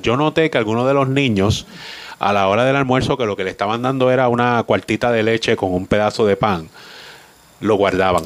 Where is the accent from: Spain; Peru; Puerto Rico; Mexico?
Puerto Rico; Maunabo; allí me crié yo, en el Batey Colombia